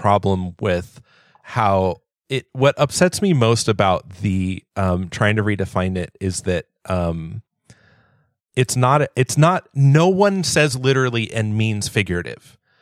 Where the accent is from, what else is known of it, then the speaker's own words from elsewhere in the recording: Southern California, United States; I grew up in Southern California